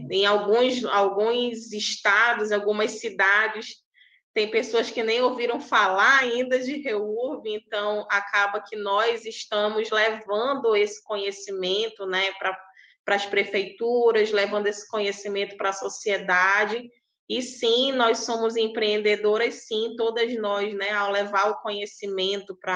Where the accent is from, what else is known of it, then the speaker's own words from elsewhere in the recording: Amazonas, Brazil; Eu sou do Amazonas, tá, gente? É bem longe de vocês, né?